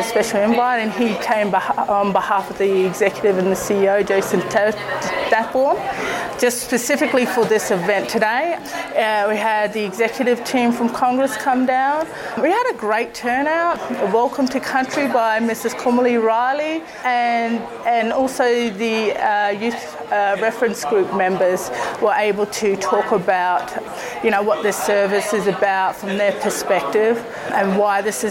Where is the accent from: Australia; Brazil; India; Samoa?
Australia; Alice Springs, Northern Territory; I'm an Aboriginal woman. I'm from here. My family ties are from here, my maternal family.